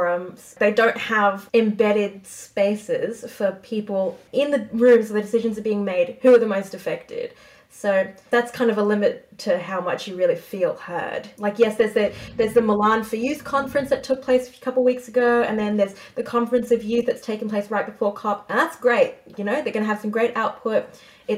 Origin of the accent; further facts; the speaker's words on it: Australia; as an Australian attending